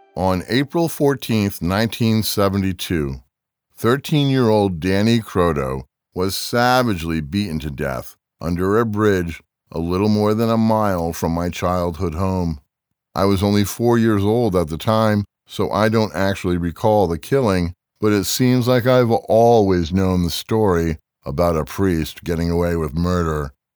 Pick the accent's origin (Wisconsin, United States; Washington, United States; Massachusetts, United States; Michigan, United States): Massachusetts, United States; Springfield; Springfield, Massachusetts, the city where I was born and raised